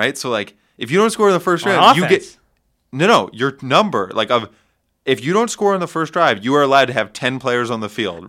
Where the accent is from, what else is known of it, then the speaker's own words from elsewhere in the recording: Connecticut, United States; I'm not from New York. I'm from Connecticut.